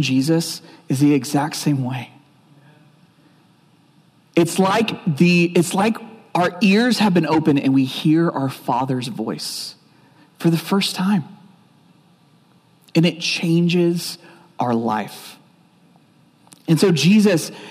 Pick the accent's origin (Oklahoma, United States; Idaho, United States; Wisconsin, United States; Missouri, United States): Oklahoma, United States; I grew up in Oklahoma